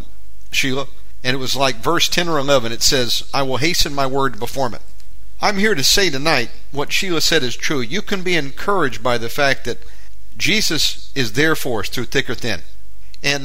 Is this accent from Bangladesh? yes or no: no; United States; now in Indonesia; I'm an American living in Indonesia